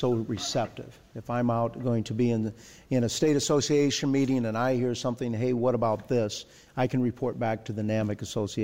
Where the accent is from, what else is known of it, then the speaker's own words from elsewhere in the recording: Iowa, United States; the state that I'm from Iowa